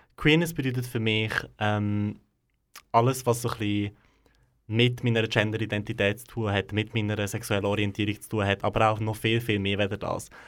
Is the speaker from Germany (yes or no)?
no; Gränichen, Aargau, Switzerland; dort, wo ich aufgewachsen bin, im Aargau, in Grenichen bin ich aufgewachsen, also gerade ganz nah von Aarau.